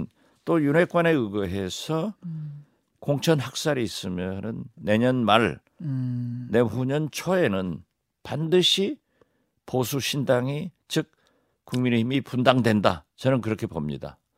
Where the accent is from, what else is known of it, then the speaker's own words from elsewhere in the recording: Haenam, Jindo, Wando, South Jeolla, South Korea; 제 고향을 해남 진도 완도를